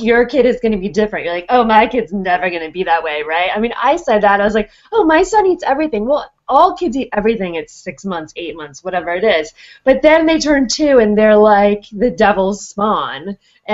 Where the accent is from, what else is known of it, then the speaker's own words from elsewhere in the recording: Berkeley, California, United States; I was raised in Berkeley by, like, a hippie